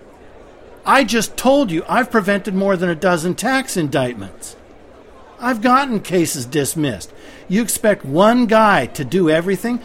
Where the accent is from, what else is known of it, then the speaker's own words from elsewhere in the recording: United States; I'm an American